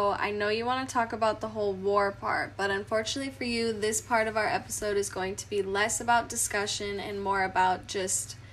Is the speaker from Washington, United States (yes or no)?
yes; Washington, United States; I'm actually from Washington? Yeah. So I wow. live by Hanford.